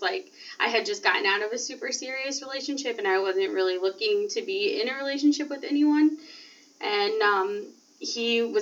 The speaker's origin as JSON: {"language": "English", "town": "Fort Wayne", "region": "Indiana", "country": "United States", "said": "I'm from Fort Wayne, Indiana"}